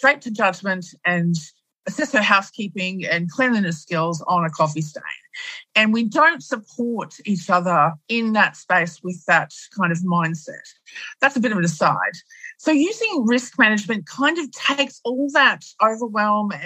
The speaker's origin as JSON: {"language": "English", "country": "Australia", "said": "in Australia, we Aussify it"}